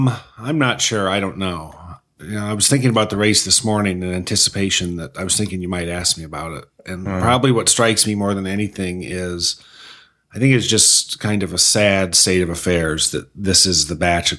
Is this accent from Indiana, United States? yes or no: yes; Mishawaka, Indiana, United States; moved away as an adult; also born or lived in South Bend, Indiana; now in Washington, D.C., United States; the house on Rose Park where I grew up.